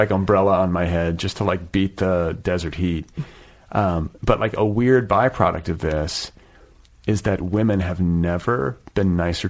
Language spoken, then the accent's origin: English; Wisconsin, United States; I grew up in Wisconsin.